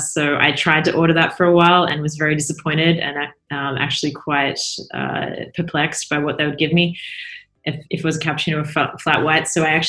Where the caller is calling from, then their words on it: Palo Alto, California, United States; I am in Palo Alto in Silicon Valley, California, USA, and I am looking out at a blue sky and a palm tree, very Californian.